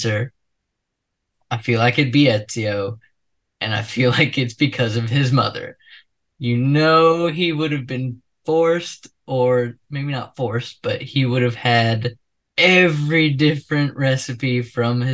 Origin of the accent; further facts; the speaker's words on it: Texas, United States; I'm from Texas